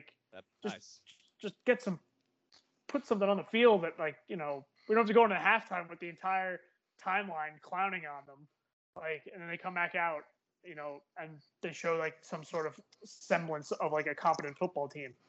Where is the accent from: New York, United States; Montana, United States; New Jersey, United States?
New Jersey, United States; I'm Irish and I'm from New Jersey.